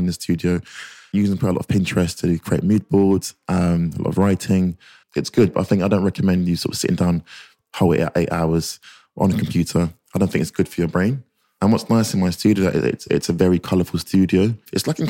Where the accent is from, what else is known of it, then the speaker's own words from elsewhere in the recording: London, United Kingdom; I grew up in North London, an estate called Marcus Estate